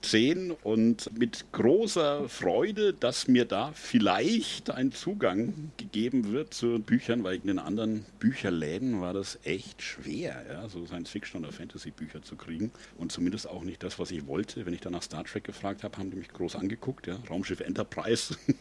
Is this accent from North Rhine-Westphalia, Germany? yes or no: no; Üngershausen, Bavaria, Germany; So als kleiner Bub vom Land, ich komme ja aus Üngershausen, ja, so elf Kilometer süd-südwestlich von Würzburg